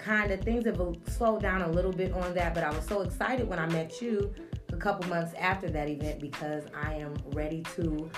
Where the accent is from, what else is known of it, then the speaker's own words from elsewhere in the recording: Atlanta, Georgia, United States; moved away as an adult; now in Las Vegas, United States; I'm from Atlanta. I've been in Vegas now 9 years.